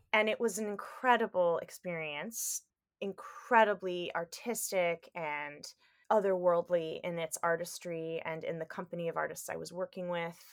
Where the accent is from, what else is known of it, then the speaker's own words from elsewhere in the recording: Detroit, Michigan, United States; moved away; also born or lived in Los Angeles, California; I grew up in the suburbs of Detroit, Michigan